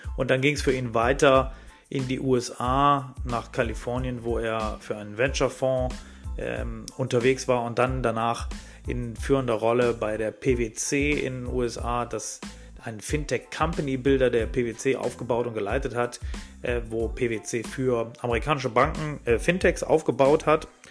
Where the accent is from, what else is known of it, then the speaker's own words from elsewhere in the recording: Solingen, North Rhine-Westphalia, Germany; ich bin ja aufgewachsen in Solingen